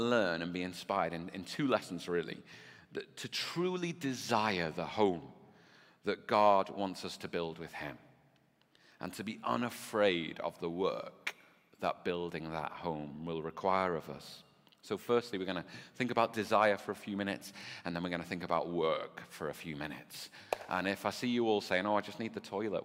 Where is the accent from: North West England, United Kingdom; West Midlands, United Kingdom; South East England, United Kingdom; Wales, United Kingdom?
North West England, United Kingdom; Birkenhead; also born or lived in Nicaragua; I grew up, you know, in Bebbington and then in Oxton